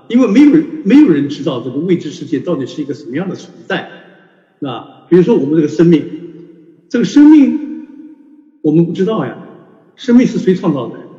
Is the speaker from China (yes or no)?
yes; China; 我们中国人的文化就告诉我们